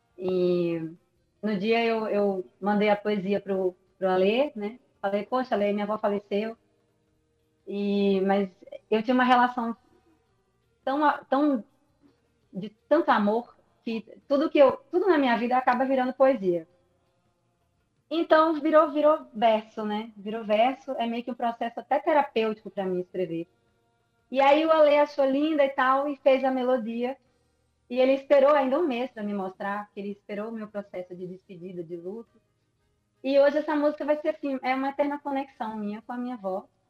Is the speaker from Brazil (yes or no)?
yes; Natal, Rio Grande do Norte, Brazil; moved away as an adult; now in Belo Horizonte, Brazil; eu saí de Natal um belo dia, sozinha